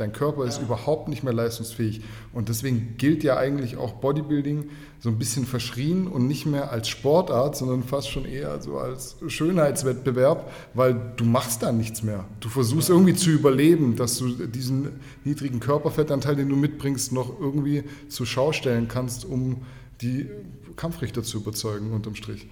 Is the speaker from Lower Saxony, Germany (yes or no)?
no; Kornwestheim, Baden-Württemberg, Germany; ich komme aus dem schönen Kornwestheim